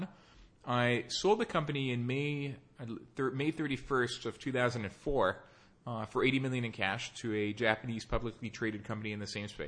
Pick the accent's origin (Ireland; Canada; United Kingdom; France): France; Nice, Provence-Alpes-Côte d'Azur; moved away as an adult; also born or lived in Paris / New York; I was born in Paris. I grew up in Nice in the southern part of France and came to the U.S. for college.